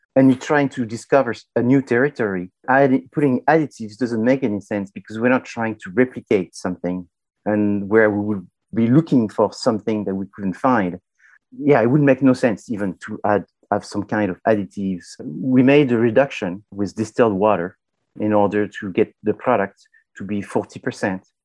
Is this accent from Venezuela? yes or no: no; France; I'm from France